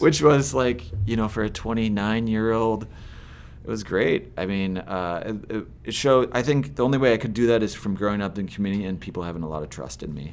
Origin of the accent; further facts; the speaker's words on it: Southeast Minnesota, United States; also born or lived in Dover, Minnesota; I grew up in Southeast Minnesota, um, initially, uh, raised up on a farm just outside Dover, and then around when I was ten, I moved to Yoda and I never left.